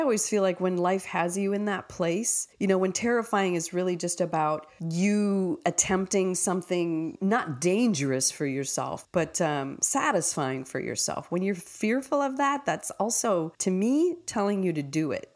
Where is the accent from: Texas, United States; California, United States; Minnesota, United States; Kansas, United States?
Minnesota, United States; Minneapolis; I'm from Minneapolis